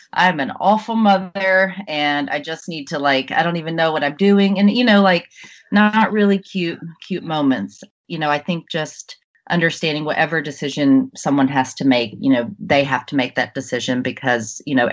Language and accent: English; Jackson, Mississippi, United States; moved away as an adult; also born or lived in New York City; I grew up in Jackson, Mississippi